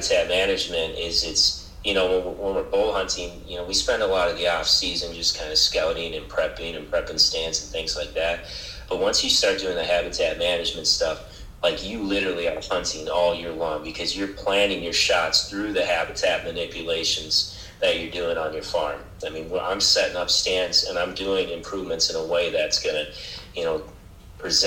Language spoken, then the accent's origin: English; Otter Tail County, Minnesota, United States; when we moved back to Otter Tail County, to my hometown, when I was 30, because I had lived in the cities before